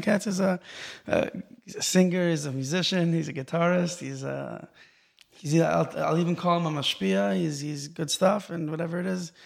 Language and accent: English; Los Angeles, California, United States; moved away as an adult; also born or lived in Israel / Silver Spring, Maryland; now in Far Rockaway, United States; I grew up in Los Angeles originally, and then we moved to Israel as a kid